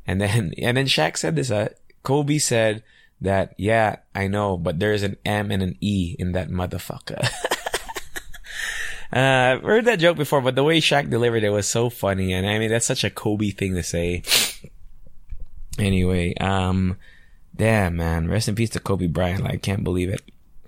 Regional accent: Angeles, Central Luzon, Philippines; because I'm from Angeles, right? So there was a nightclub called The Mansion before, which was a pretty hot spot when I was like 16 or 17 years old when I would vacation here.

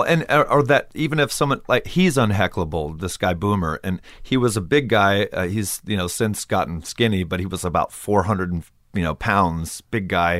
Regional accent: Palm Desert, California, United States; my hometown

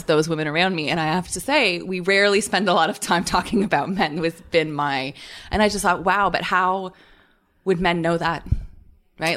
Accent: Canada; moved away; I'm Canadian

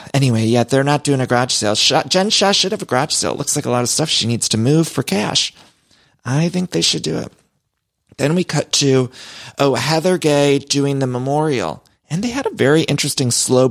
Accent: Ohio, United States; moved away; when I was growing up in Ohio

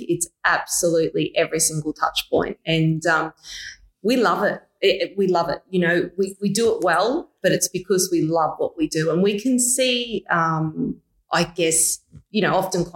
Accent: Mackay, Queensland, Australia; also born or lived in Brisbane; Decided to move back home to Mackay

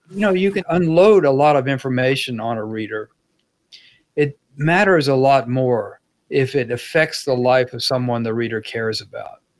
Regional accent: Dallas, Texas, United States; Uh, one was about growing up in Dallas during the Kennedy assassination, and that was very personal.

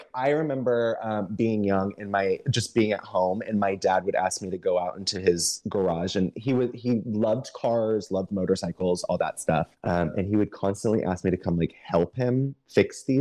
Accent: Missouri, United States; moved away; I'm from Missouri

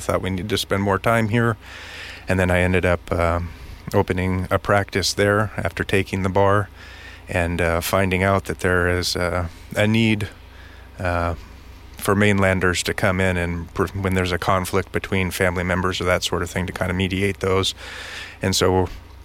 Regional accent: San Luis Obispo County, California, United States; I grew up in San Luis Obispo County

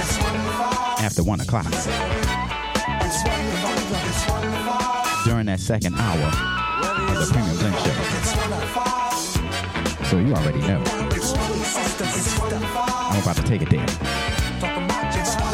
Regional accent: Philadelphia, Pennsylvania, United States; I'm born and raised in Philly.

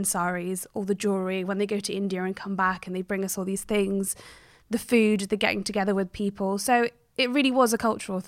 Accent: Cheltenham, South West England, United Kingdom; I grew up in Cheltenham in Gloucestershire. Very rural, beautiful, quite a busy town, but it's absolutely stunning, very quiet. And my parents actually grew up in Uganda and India

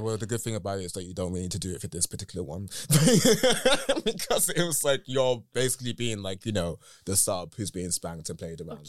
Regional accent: United Kingdom; accent: British; my English is very English in the British in the British sense. So a lot of times it comes out in a very I don't know, like my friends make fun of my accent

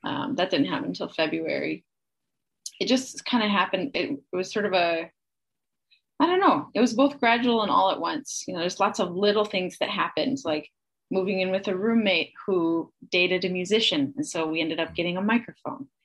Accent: Kansasville, Wisconsin, United States; also born or lived in Illinois; I was born in Illinois, but it was just under the border. So I grew up in Wisconsin in a small town called Kansasville

